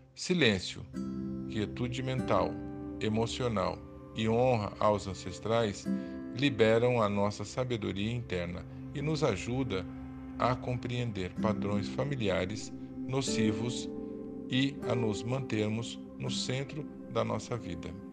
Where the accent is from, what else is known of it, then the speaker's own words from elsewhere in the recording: Brazil; Enquanto brasileiros, vivendo fisicamente nesse país